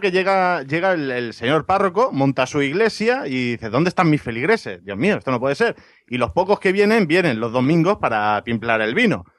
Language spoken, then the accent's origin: Spanish; Ibiza, Balearic Islands, Spain; un bar de mi tierra, en Ibiza